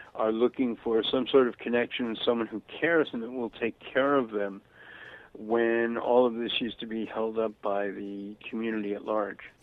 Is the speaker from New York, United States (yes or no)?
yes; New York City, New York, United States; moved away; also born or lived in Florida / Santa Barbara, California; growing up in Brooklyn, mm-hmm. in the 1950s.